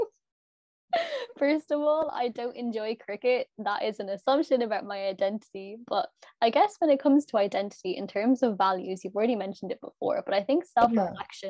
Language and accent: English; Limerick, Munster, Ireland; we're from Limerick